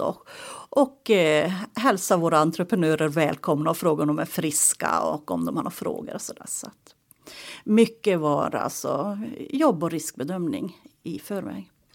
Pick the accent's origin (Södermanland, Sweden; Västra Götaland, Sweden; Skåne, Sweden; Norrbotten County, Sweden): Norrbotten County, Sweden; Tornedalen, Haparanda Municipality; Uppvuxen i Tornedalen, Haparanda kommun, i en liten by tre mil utanför eh, Kattilasori Leipjärvi, mina hemtrakter.